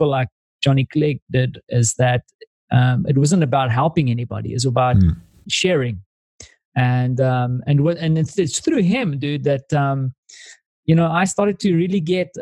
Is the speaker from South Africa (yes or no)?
yes; South Africa; moved away; as a South African